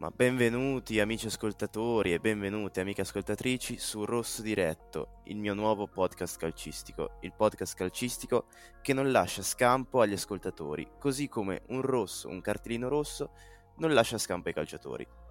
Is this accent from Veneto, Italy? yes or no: no; Carrara, Tuscany, Italy; vengo da Carrara